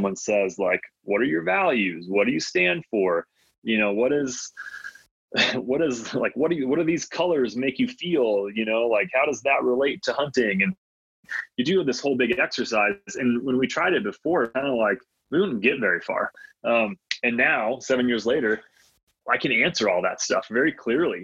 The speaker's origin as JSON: {"language": "English", "region": "Michigan", "country": "United States", "tie": "born or raised there", "first_language": "Latvian", "second_language": "English", "said": "I grew up in the Midwest in Michigan"}